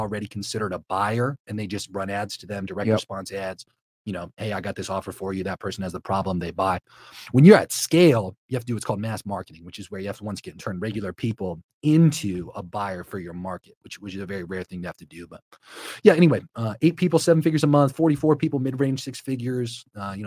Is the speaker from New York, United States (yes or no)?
no; Akron, Ohio, United States; moved away; also born or lived in Denver; I grew up in Ohio